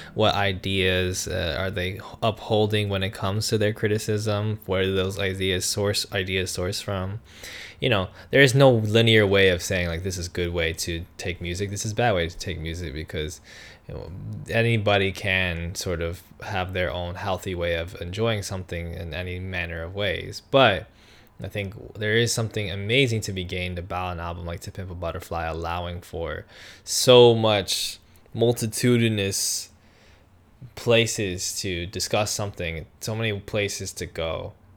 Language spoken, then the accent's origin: English; New York, United States; I'm from New York as well